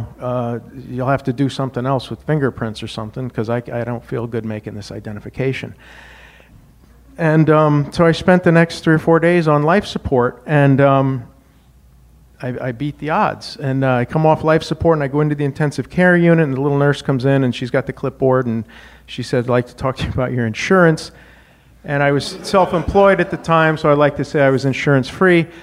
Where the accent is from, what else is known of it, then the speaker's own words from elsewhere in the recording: Wyoming, United States; moved away as an adult; also born or lived in Indiana; I grew up in Wyoming